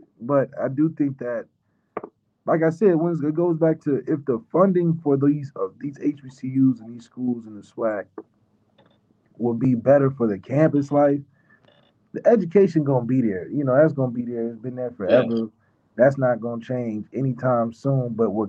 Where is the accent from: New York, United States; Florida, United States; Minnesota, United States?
Florida, United States; I'm from Florida.